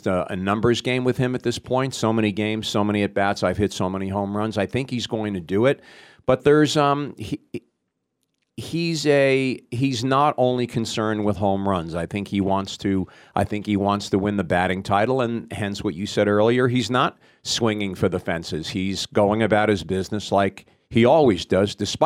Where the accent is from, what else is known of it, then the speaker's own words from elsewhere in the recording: the New York area, United States; I grew up in the New York area